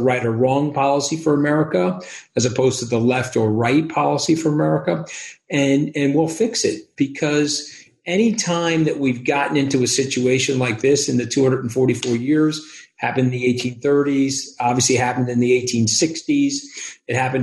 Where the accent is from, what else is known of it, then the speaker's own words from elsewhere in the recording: United States; as an American.